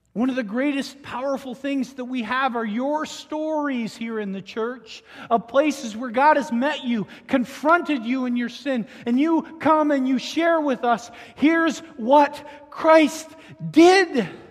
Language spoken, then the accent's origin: English; southern Ontario, Canada; moved away; I grew up in Ontario, Canada